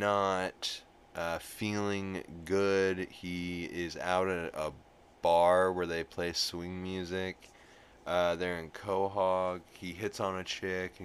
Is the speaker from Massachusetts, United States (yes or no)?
no; New Orleans, Louisiana, United States; I'm from New Orleans